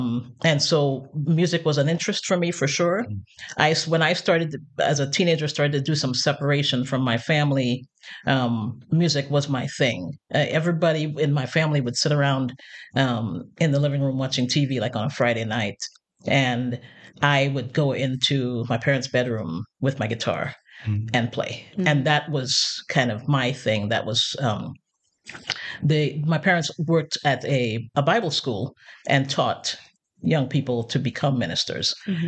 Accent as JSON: {"language": "English", "country": "Trinidad & Tobago", "tie": "born or raised there", "lives_now": "United States", "said": "Well, you know, I compare sometimes my Caribbean past with other people's Caribbean pasts. And there's some serious differences, I realize. I grew up very shelter"}